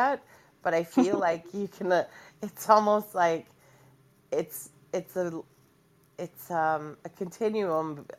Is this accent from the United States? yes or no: no; Canada; I'm Canadian